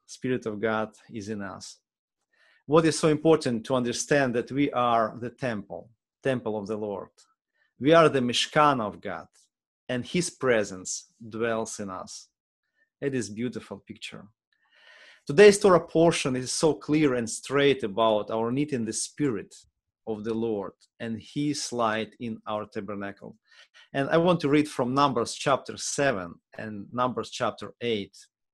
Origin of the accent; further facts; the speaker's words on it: Ukraine; English is a second language; now in United States; because we came from Ukraine, it's already almost 6 years ago, gives me empathy.